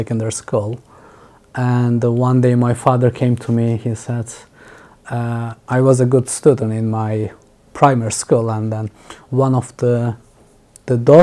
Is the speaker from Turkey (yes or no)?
yes; Mediterranean Region, Turkey; English is a second language; moved away as an adult; also born or lived in Istanbul / Dubai; now in Berlin, Germany; I grew up in a rural village on the South Mediterranean coast on the Taurus Mountains